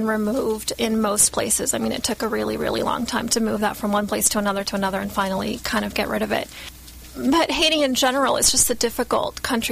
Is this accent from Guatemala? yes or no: yes; Guatemala; moved away; I grew up in Guatemala for a few years